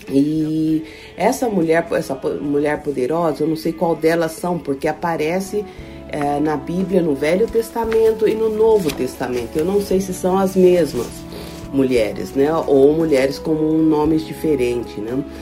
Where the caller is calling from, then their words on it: Germany; sou aqui da Alemanha